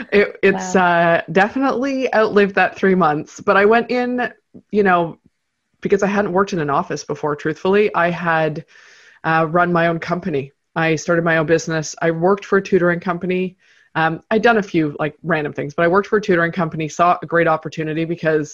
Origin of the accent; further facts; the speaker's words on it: Canada; I am based in Toronto, Canada. So that is, I don't do all my work here and I'm from Canada, but I've lived a few different places in my life